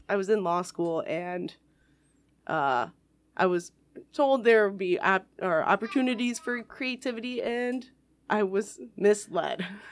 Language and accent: English; Macomb County, Michigan, United States; also born or lived in Ann Arbor / Ferndale; I was raised in Macomb County